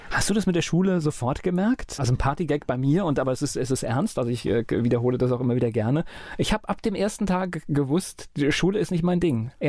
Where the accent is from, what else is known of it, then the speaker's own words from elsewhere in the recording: Mainz, Rhineland-Palatinate, Germany; Weil ich bin auch in Finden